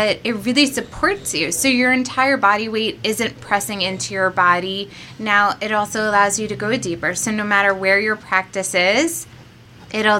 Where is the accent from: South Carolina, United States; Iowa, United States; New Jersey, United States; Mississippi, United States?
New Jersey, United States; Monmouth County; Growing up in Monmouth County, my parents were never the type to be like, hey, I'm going to put you on a train to go train in New York City